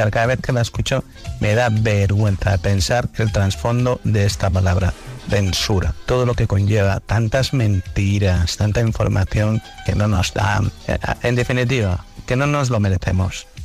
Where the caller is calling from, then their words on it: Alicante, Valencian Community, Spain; Hola, buenas tardes … de Alicante.